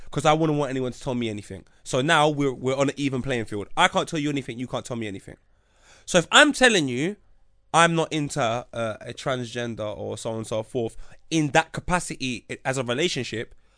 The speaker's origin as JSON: {"language": "English", "region": "England", "country": "United Kingdom", "said": "me being English."}